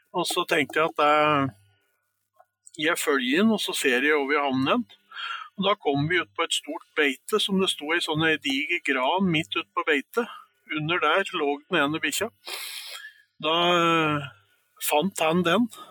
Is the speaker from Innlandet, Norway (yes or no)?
yes; Stange, Innlandet, Norway; moved away; opprinnelig så kommer jeg fra Stange